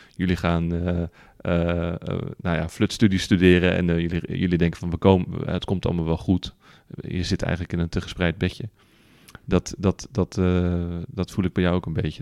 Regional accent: Netherlands

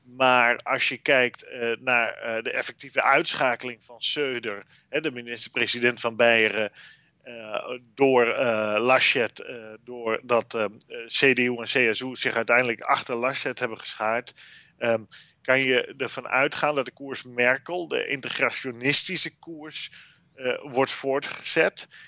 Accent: Netherlands; ons als Nederlanders

